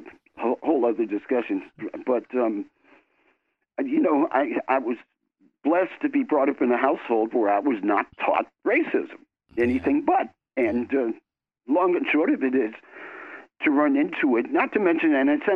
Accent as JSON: {"language": "English", "town": "Milwaukee", "region": "Wisconsin", "country": "United States", "tie": "born or raised there", "also_born_or_lived": "New York", "said": "I was born in New York, but we went to school in Milwaukee, exactly."}